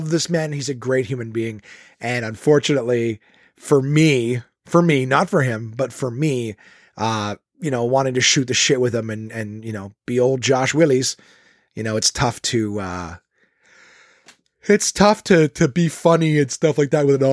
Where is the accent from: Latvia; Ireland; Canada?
Canada; Ottawa, Ontario; my hometown in Ottawa.